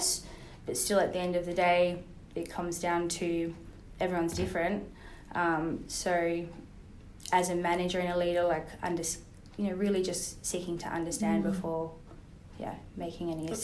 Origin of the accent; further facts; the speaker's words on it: Rockingham, Western Australia, Australia; also born or lived in New York; I was born in Perth.